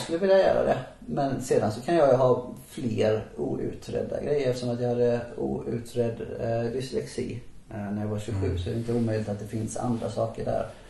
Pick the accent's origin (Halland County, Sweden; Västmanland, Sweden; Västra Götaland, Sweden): Halland County, Sweden; Halmstad; moved away; när jag växte upp i Halmstad, så länge jag bodde i Halmstad